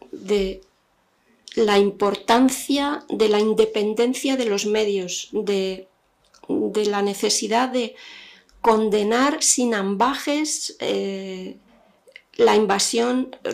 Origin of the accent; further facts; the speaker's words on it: Algeria; Yo crecí en Argelia. En los años 70 había una prensa eh, única, uniforme, que contaba lo que el régimen quería.